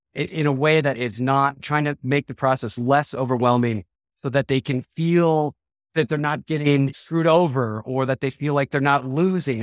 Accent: Denver, Colorado, United States; also born or lived in Charleston, South Carolina / Minnesota; I'm from Denver. I've been here since I've been four years old

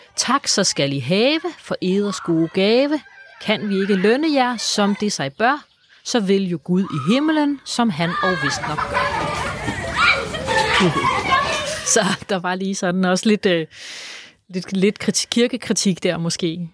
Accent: Funen, Southern Denmark, Denmark; jeg er jo fra Fyn

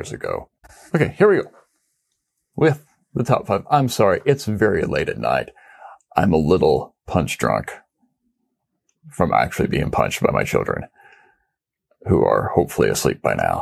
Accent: Independence, Missouri, United States; I'm from Independence, which is a suburb of Kansas City, the home of the 33rd President of the United States, Harry S. Truman. I grew up literally about 8 miles down the highway from Arrowhead Stadium

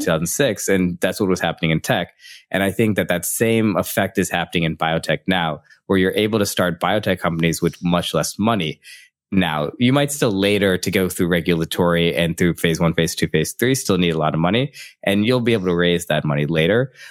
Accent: Midwest of the United States, United States; moved away as an adult; also born or lived in San Francisco; I was from the Midwest of the United States

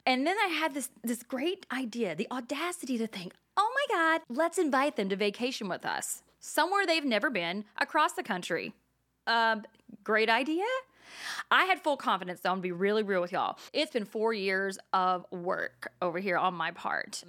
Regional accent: Texas, United States; now in New Jersey, United States; I'm from Texas, though. We don't have boardwalks.

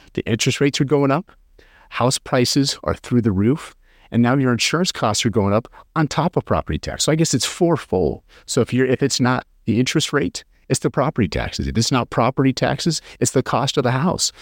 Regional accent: rural western Nebraska, United States; now in North Carolina, United States; I grew up in a really small town in, in rural western Nebraska

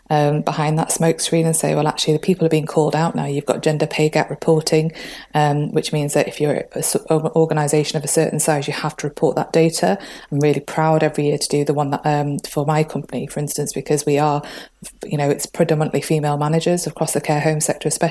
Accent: Manchester, North West England, United Kingdom; moved away as an adult; now in North East England, United Kingdom; I'm from Manchester originally

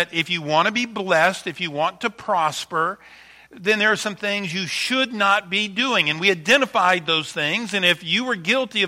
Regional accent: Louisiana, United States; moved away; I am from Louisiana, born and raised there, just 80 miles from New Orleans

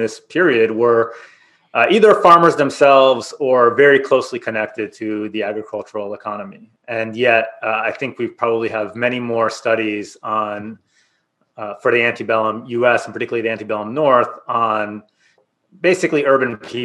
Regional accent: Israel; moved away; I'm from Israel originally

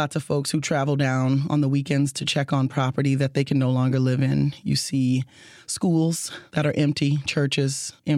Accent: South Louisiana, United States; I'm a down-home Bayou girl, born and raised in Louisiana

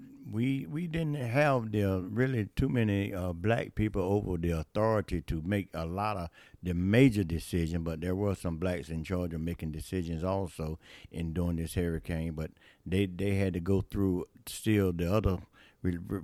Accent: New Bern, North Carolina, United States; also born or lived in Trenton, North Carolina; I'm from New Bern, North Carolina, community called Jonestown

